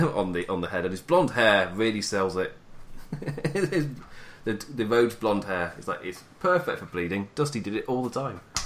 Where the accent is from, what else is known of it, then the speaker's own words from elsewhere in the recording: England, United Kingdom; I'm English.